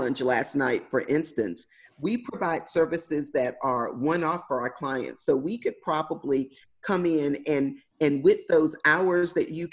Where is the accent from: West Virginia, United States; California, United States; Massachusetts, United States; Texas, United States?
Texas, United States; Houston; So I grew up in Houston, Texas, in inner city, the hood, for all intents and purposes. I grew up in an area called Third Ward